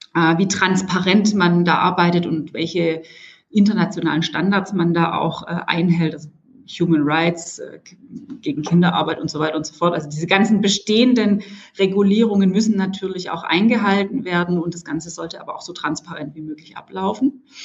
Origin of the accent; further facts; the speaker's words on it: Stuttgart, Baden-Württemberg, Germany; als Stuttgarterin